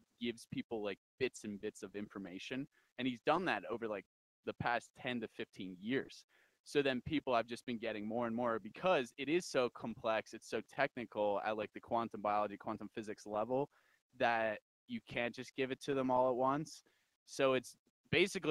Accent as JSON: {"language": "English", "region": "New Jersey", "country": "United States", "also_born_or_lived": "Wyoming", "moved": "yes", "lives_now": "Thermopolis, United States", "said": "I'm from New Jersey."}